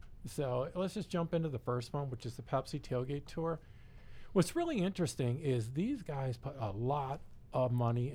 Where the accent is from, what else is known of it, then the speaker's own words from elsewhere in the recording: Detroit, Michigan, United States; we're all from Detroit